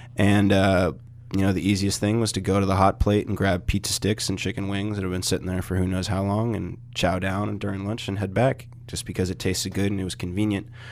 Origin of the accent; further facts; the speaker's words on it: United States; being American